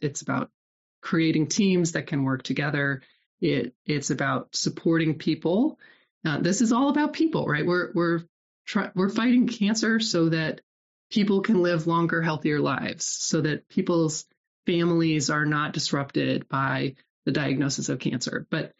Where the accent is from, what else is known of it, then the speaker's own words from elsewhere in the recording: Nebraska, United States; moved away; also born or lived in Iowa; so I was raised in Nebraska and then moved to Iowa. My family moved about every 4 or 5 years.